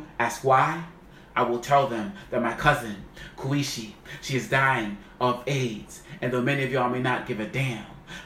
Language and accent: English; Boston, Massachusetts, United States; growing up in Roxbury, some of y'all Boston know this